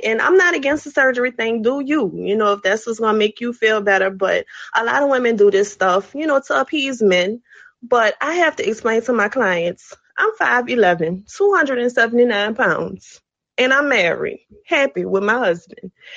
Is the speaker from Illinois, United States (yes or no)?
no; New Orleans, Louisiana, United States; now in Houston, United States; I'm calling from Houston. Um, I'm originally from New Orleans